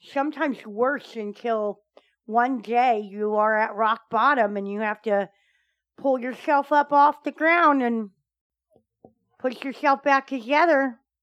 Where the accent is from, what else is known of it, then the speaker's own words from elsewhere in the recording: United States; I'm an American